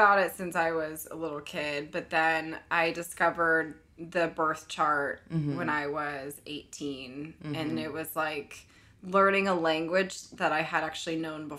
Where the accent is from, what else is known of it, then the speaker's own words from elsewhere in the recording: Berkeley, California, United States; moved away as an adult; now in New York, United States; I'm from California. I moved to New York 5 years ago.